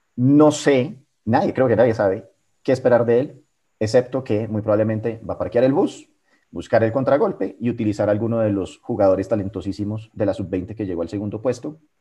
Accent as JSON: {"language": "Spanish", "country": "Colombia", "said": "nosotros como colombianos"}